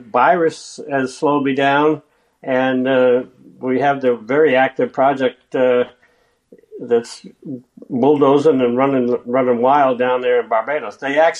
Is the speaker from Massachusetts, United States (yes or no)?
yes; Massachusetts, United States; We were in a golf family. My dad was a club pro in New England, and I got a caddy scholarship.